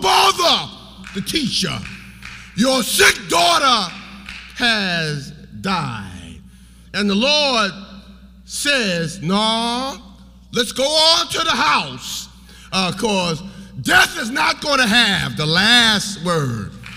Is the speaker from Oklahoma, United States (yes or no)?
no; New York, United States; I'm from New York